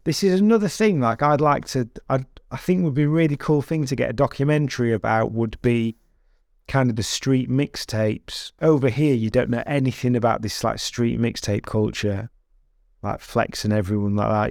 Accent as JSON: {"language": "English", "country": "United Kingdom"}